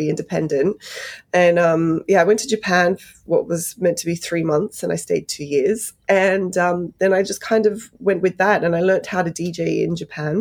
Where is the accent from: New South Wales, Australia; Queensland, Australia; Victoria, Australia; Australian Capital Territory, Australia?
New South Wales, Australia; Sydney; also born or lived in Poland / London; now in United Kingdom; I grew up in Bankstown for the first half of my life, which is quite an immigrant heavy area in Sydney.